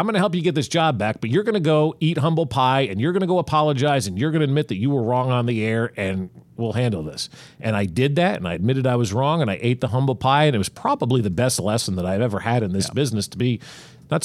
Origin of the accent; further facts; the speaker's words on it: New Jersey, United States; also born or lived in Lawrence, Kansas; now in Kansas City, United States; where I grew up in New Jersey, it was right outside of New York City.